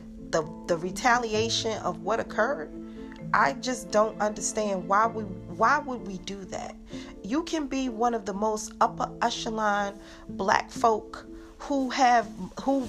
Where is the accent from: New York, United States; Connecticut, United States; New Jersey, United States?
New Jersey, United States; Newark; I'm from Newark